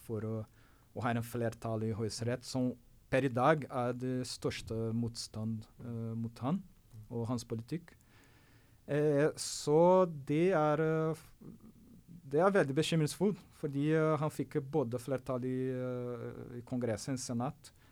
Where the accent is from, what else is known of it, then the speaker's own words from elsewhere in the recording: Brazil; Norwegian is a second language; now in Norway; for meg som brasilianer